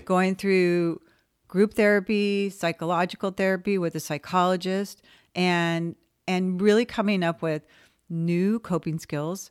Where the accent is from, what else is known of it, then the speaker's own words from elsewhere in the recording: West Covina, California, United States; moved away as an adult; I was a non-disabled kid growing up in West Covina